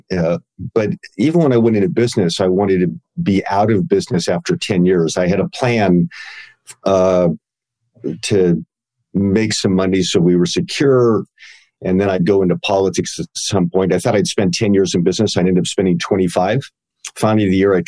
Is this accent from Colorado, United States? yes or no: yes; Denver, Colorado, United States; I grew up in Denver